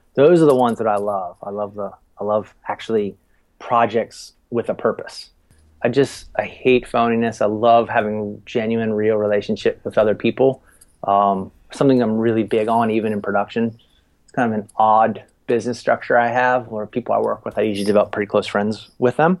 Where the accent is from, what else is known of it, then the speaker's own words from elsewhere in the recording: Frederick, Maryland, United States; moved away as an adult; also born or lived in Outer Banks, North Carolina / Baltimore, Maryland; I, I, grew up in in Maryland, uh, right outside of Washington D.C. in a little town called Frederick. And uh, yeah, 18 years I lived there